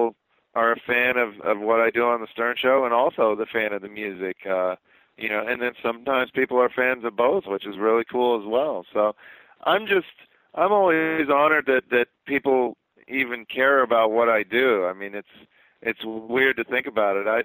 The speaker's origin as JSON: {"language": "English", "region": "Midwest", "country": "United States", "said": "I'm from the Midwest"}